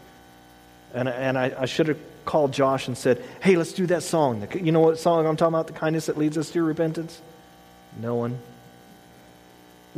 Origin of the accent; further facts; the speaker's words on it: the South, United States; I grew up in the South